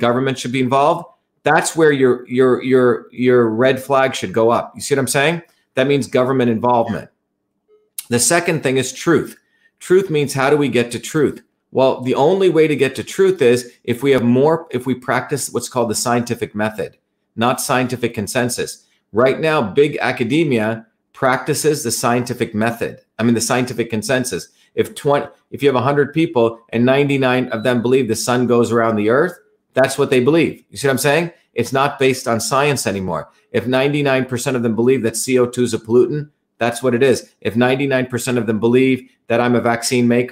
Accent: India; now in United States; since I was a kid growing up in India

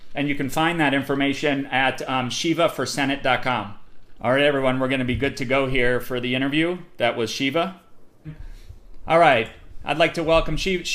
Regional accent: Paterson, New Jersey, United States; I grew up in New Jersey in places like Paterson and worked as a kid in Newark.

